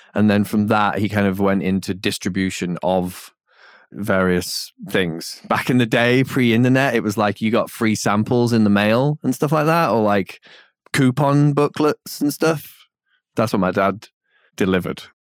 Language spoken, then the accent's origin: English; England, United Kingdom; moved away; in being English and, but, but not just, it's not about being English, it's about living out here